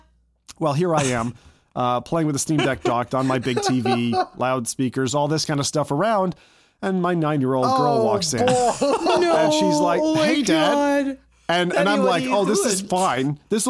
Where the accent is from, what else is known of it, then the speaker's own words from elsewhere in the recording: Cleveland, Ohio, United States; born there; So I was born in Cleveland, Ohio. So I was born in Ohio in kind of Amish country type of thing, not to an Amish family